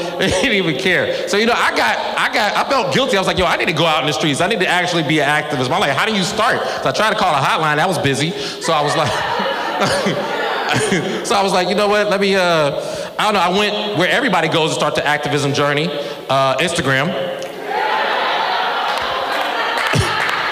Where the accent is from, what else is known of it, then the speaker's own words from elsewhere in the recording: Cincinnati, Ohio, United States; I'm from Cincinnati, Ohio, 2001.